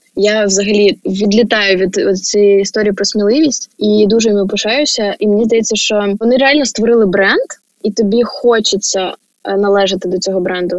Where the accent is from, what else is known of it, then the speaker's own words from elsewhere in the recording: Chernihiv, Chernihiv Oblast, Ukraine; я з Чернігова